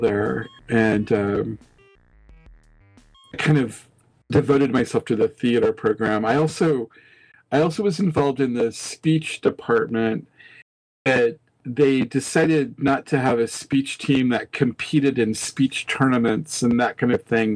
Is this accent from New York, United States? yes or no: no; Nebraska, United States; now in Kansas City, United States; when I grew up in Nebraska